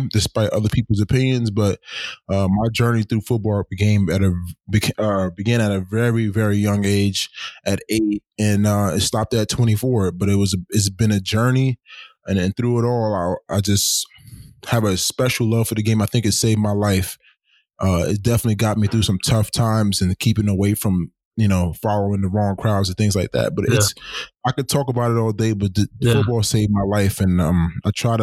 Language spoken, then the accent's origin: English; New York City, New York, United States; I'm from New York City, inner cities of New York City